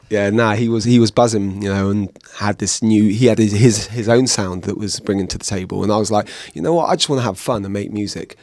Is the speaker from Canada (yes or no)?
no; Bristol, South West England, United Kingdom; growing up in Bristol, going to these house parties